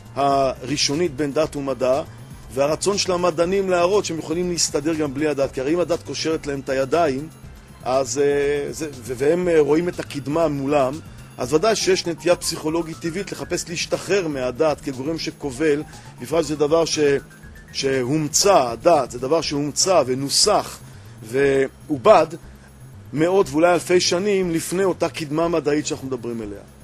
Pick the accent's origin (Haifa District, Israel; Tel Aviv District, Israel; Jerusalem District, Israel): Tel Aviv District, Israel; Ramat Gan; אני אה, גדלתי ברמת גן